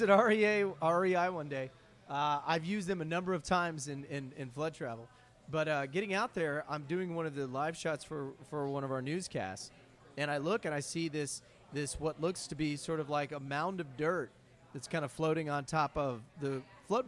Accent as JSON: {"language": "English", "region": "Ohio", "country": "United States", "tie": "born or raised there", "also_born_or_lived": "Oregon", "moved": "yes", "said": "I'm originally from Ohio, so I'm a Midwestern kid. I grew up in the suburbs."}